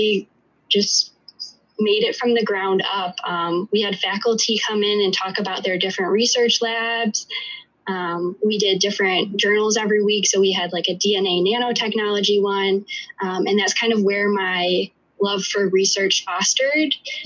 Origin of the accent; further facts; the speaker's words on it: Chicago, Illinois, United States; I was born and raised in the Chicagoland area